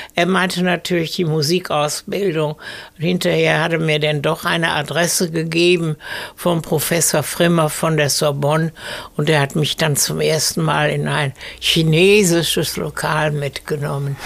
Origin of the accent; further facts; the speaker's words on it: Essen, North Rhine-Westphalia, Germany; also born or lived in Paris; da, wo im Garten jetzt hinten die Garagen sind, da war ein altes Fachwerkbauernhaus. Und da bin ich aufgewachsen